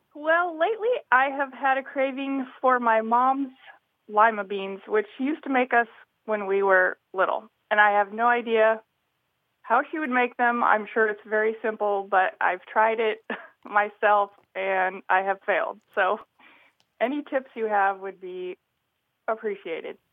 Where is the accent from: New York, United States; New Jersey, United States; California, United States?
California, United States; my mom's from the Midwest, but I grew up in California.